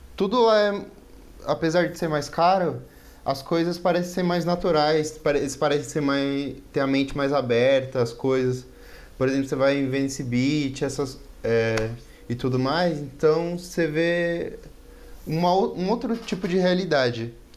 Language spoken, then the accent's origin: Portuguese; São Paulo, Brazil; moved away as an adult; now in Pirassununga, Brazil; Eu sou de São Paulo e agora eu tô morando em Pirassununga, que é bem interior